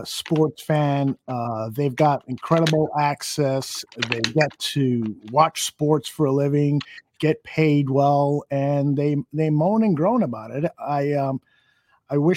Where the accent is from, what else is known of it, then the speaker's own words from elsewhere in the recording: Chicago, Illinois, United States; I grew up in Chicago's inner city